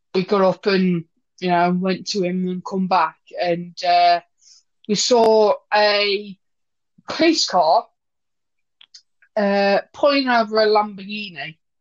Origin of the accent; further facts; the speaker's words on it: Wolverhampton, West Midlands, United Kingdom; we went to my hometown, Wolverhampton